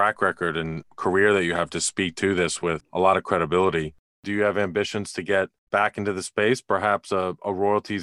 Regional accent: New York, United States; now in Texas, United States; I live in Texas now, but I grew up in New York

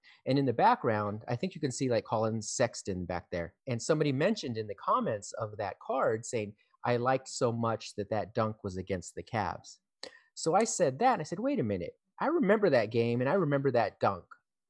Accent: California, United States; And we are brothers from Southern California.

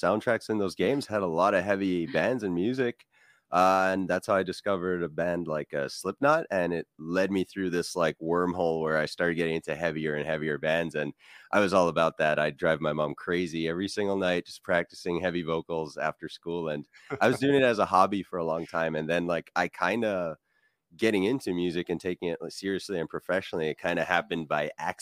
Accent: Montreal, Quebec, Canada; I started getting involved in the metal scene in Montreal, in my hometown, around the age of 19.

